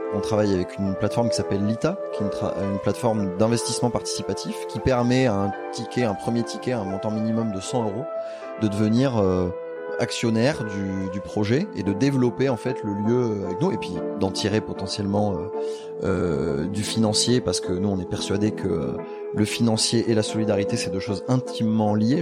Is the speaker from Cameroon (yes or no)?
no; Bordeaux, Nouvelle-Aquitaine, France; moved away; also born or lived in Paris; nous on est bordelais